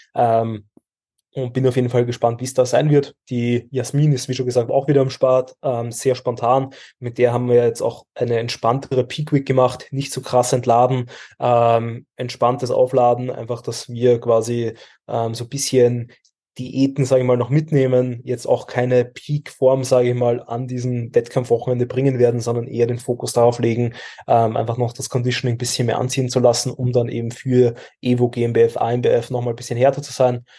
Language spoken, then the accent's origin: German; Austria; wir stellen als Österreicher